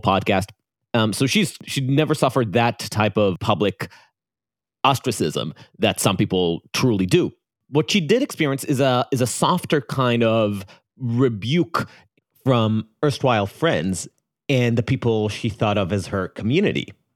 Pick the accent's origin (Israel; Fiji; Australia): Israel; accent: Israeli; my Israeli accent